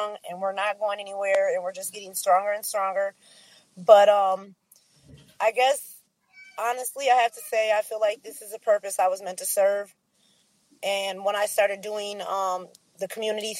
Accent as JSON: {"language": "English", "town": "Racine", "region": "Wisconsin", "country": "United States", "tie": "born or raised there", "said": "born and raised in Wisconsin, Racine."}